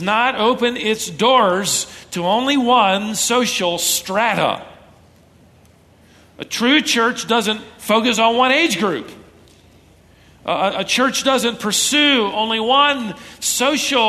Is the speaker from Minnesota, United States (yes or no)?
yes; Minnesota, United States; moved away; I was born in Minnesota